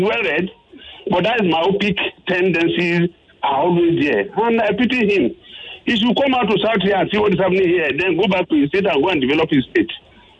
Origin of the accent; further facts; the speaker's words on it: Kogi, Nigeria; By tribe, but I'm from Kogi State, which is part of the north.